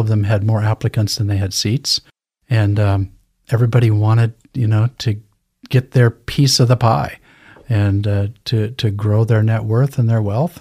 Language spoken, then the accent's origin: English; Lewiston, Idaho, United States; I was born and raised in Lewiston, Idaho, graduated from Lewiston High School